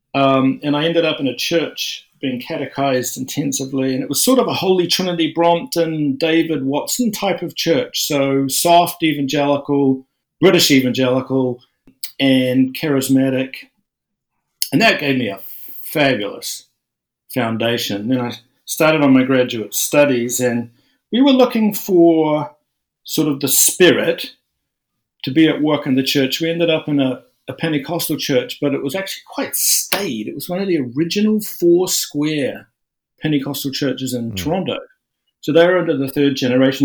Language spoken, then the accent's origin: English; New Zealand; I'm a New Zealander, which is very, very secular. And I went to church schools and stuff